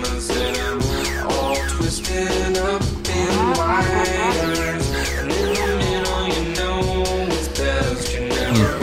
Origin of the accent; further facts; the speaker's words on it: Montana, United States; growing up in Montana